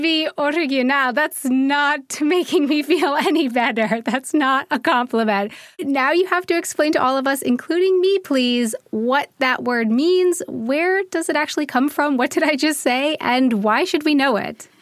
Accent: United States; moved away as an adult; now in Munich, Germany; I'm an American who has been living in Munich, Germany for 10 years now

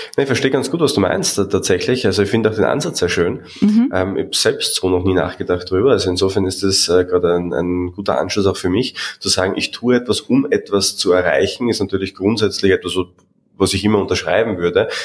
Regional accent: Austria; ich als Österreicher

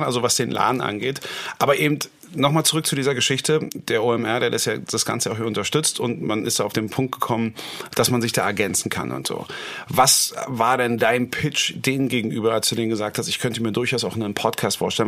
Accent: Berlin, Germany; für mich als Berliner

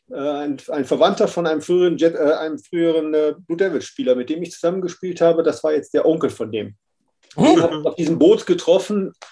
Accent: Münster, North Rhine-Westphalia, Germany; Also angefangen hat das Ganze in meiner Heimatstadt in Münster.

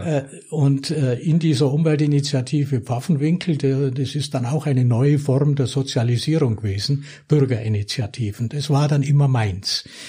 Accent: Lechbruck, Bavaria, Germany; wie schön diese Kindheit da in Lechbruck war und wie, wie schön es war, dort aufzuwachsen

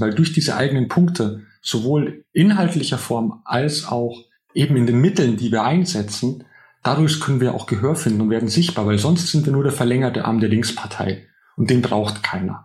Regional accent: Altötting district, a small village in Upper Bavaria, Germany; now in Berlin, Germany; ich bin in einem kleinen oberbayerischen Dorf aufgewachsen im Landkreis, der siebzig Prozent C S U-Wählerinnen hat

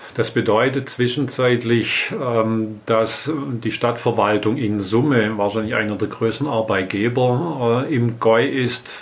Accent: Inneringen, Baden-Württemberg, Germany; now in Herrenberg, Germany; Ich bin aufgewachsen in einem kleinen Ort, Inneringen, äh, liegt im Landkreis Sigmaringen auf der Schwäbischen mhm. Alb

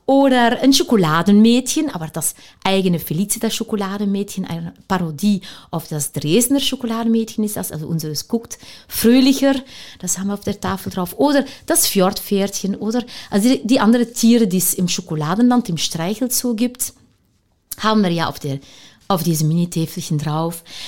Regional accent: Leuven, Flanders, Belgium; German is a second language; moved away as an adult; also born or lived in Nigeria / Antwerp; now in Cottbus, Germany; wir sind ja beide Belgier. Wir kommen alle beide aus Löwen. Und wir sind groß geworden mit handgemachte, frische Pralinen

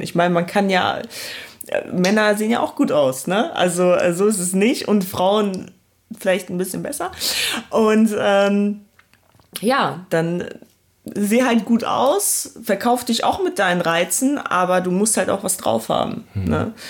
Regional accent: Essen, North Rhine-Westphalia, Germany; also born or lived in Poland; now in Cologne, Germany; aufgewachsen bin ich im Ruhrpott in Essen

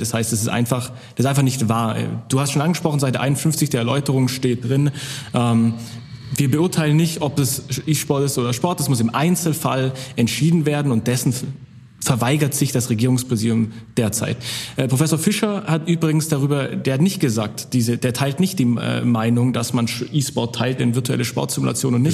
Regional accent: Swabia, Baden-Württemberg, Germany; ich komme aus dem Schwabeländle

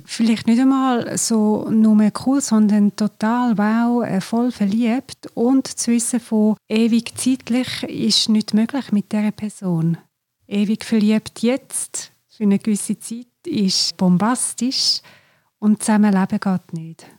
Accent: Glarus, Switzerland; ich komme aus dem Glarnerland

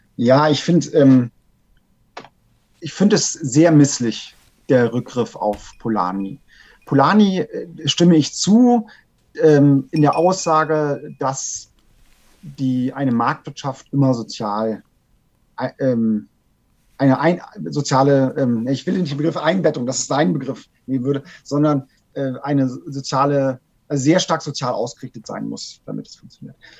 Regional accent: Germany; bei uns in Deutschland

